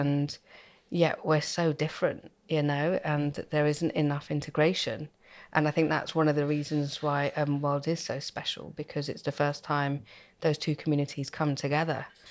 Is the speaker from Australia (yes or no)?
no; United Kingdom; I was born and brought up in Halston